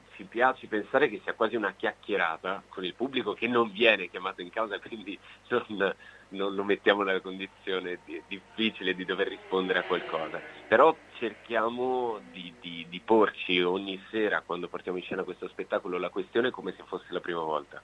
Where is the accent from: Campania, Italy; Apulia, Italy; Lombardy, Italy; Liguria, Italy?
Apulia, Italy; Gioia del Colle; moved away as an adult; now in Veneto, Italy; Gioia del Colle, che è il mio, il mio paese natale